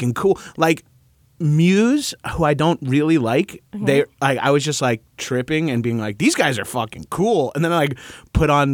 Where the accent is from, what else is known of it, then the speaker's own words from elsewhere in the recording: Long Island, New York, United States; I'm from Long Island.